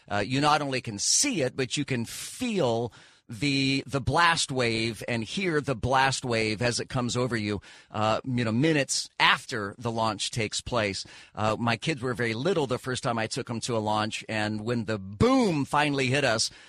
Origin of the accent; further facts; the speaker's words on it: Tulsa, Oklahoma, United States; now in Orlando, United States; I moved to Orlando from Tulsa, Oklahoma, beautiful Tulsa, Oklahoma, in 2011.